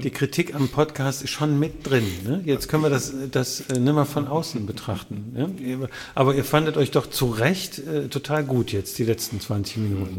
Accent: Wuppertal, North Rhine-Westphalia, Germany; In, in der Landesfrauenklinik, natürlich, in Wuppertal

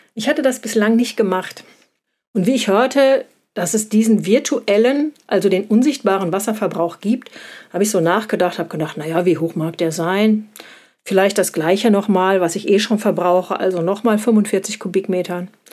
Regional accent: Germany; bei uns in Deutschland

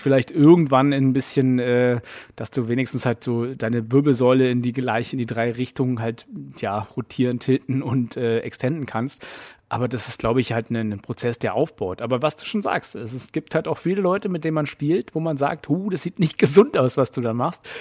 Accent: Berlin, Germany; als Berliner

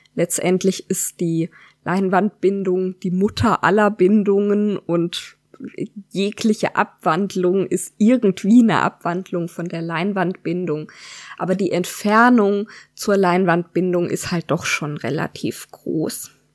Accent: Freiburg, Baden-Württemberg, Germany; moved away as an adult; now in Odenwald, Germany; Wir kommen beide aus der Gegend um Freiburg, haben uns auch dort kennengelernt

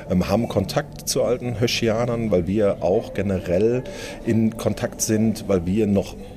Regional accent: Dortmund, North Rhine-Westphalia, Germany; ich bin auch gebürtiger Dortmunder

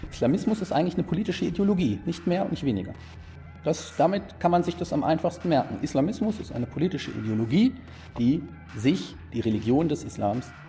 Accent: East Germany, Germany; Es gibt, ich bin Ossi.

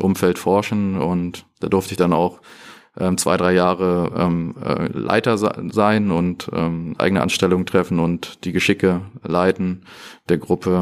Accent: Northern Germany, Germany; also born or lived in Aachen; Also ich bin im Norden groß geworden

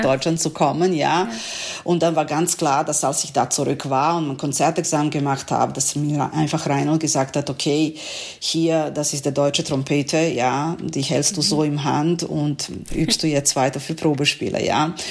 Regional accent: Serbia; German is a second language; moved away as an adult; also born or lived in Novi Sad, Serbia; now in Essen, Germany; meine Heimatstadt, glaube ich, am meisten Bomben bekommen hat

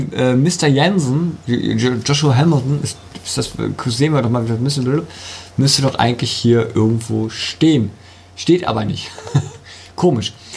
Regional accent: Germany; Bei uns in Deutschland

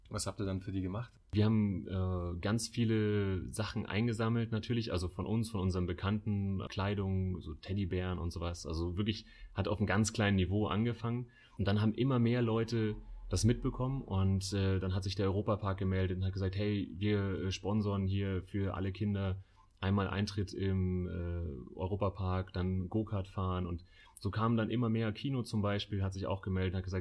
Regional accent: Munich, Bavaria, Germany; mit dem Heimatbezug München. Wir lieben München, wir kommen alle aus München.

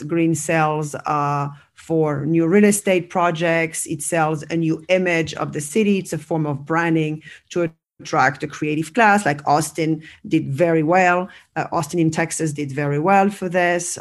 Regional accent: France; also born or lived in United States; now in Barcelona, Spain; I'm originally from France

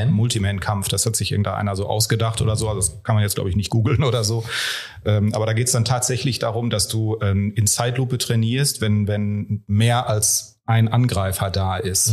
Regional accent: Ruhr area, North Rhine-Westphalia, Germany; moved away; ich ja ursprünglich auch ein Kind des Ruhrpots bin

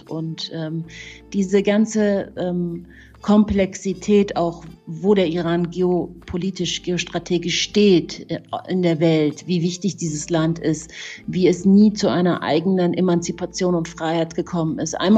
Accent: Munich, Bavaria, Germany; mein Vater ist ja Perser und äh, meine Mama ist Deutsche und ich bin ja in München aufgewachsen

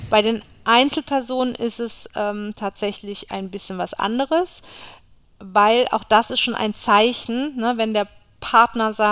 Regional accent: Berlin, Germany; Ja, ist ja eh meine

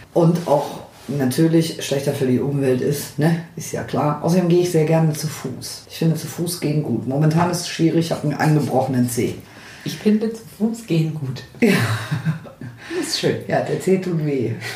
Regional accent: Northern Germany, Germany; ich komme aus dem Norden, schon immer gewesen

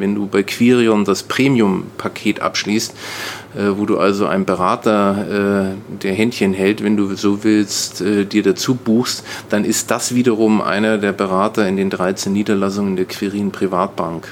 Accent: Nuremberg, Bavaria, Germany; now in Brandenburg, Germany; ich bin in Nürnberg aufgewachsen

